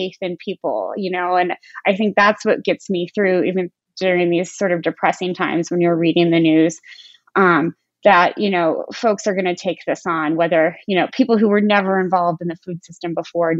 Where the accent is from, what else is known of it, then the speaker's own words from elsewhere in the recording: Defiance, Missouri, United States; I grew up in Defiance, Missouri